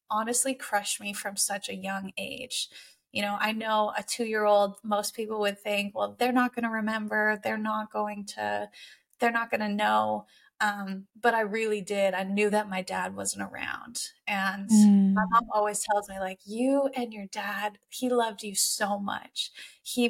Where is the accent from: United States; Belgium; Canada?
Canada; I am 27 and I'm Canadian